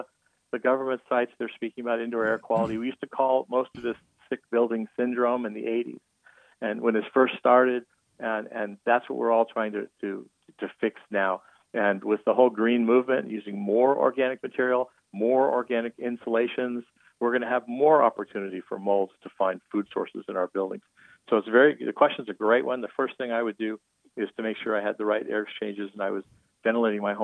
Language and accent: English; Arizona, United States; I was born in Arizona and I'm in my 60s